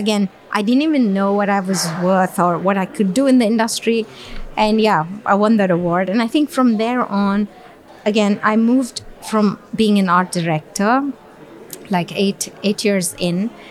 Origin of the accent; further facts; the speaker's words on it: Dubai, United Arab Emirates; also born or lived in Bangalore, India; I was born and raised in Dubai.